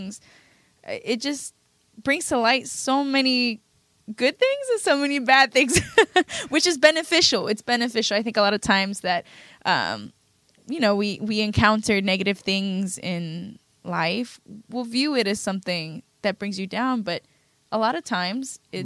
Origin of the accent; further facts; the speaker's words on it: Chicago, Illinois, United States; now in Houston, United States; I'm originally from Chicago, but I live in Houston now.